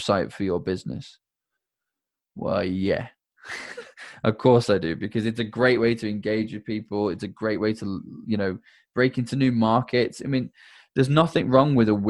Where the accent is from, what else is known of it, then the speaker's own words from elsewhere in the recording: United Kingdom; I'm British